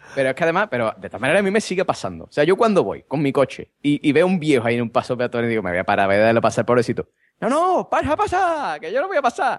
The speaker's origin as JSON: {"language": "Spanish", "town": "Vejer de la Frontera", "region": "Andalusia", "country": "Spain", "said": "aquí en mi pueblo"}